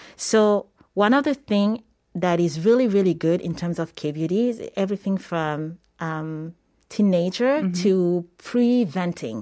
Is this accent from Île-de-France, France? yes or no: yes; Paris, Île-de-France, France; moved away as an adult; also born or lived in Senegal / New York; I'm originally from Senegal. Mm-hmm and I was born in Paris.